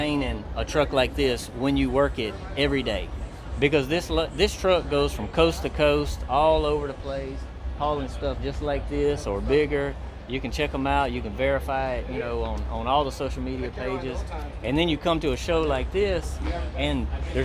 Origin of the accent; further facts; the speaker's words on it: East Texas, United States; We're from East Texas